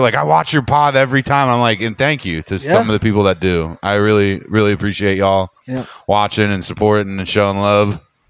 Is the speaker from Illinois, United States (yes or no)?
no; Philadelphia, Pennsylvania, United States; now in Seattle, United States; I'm from Philly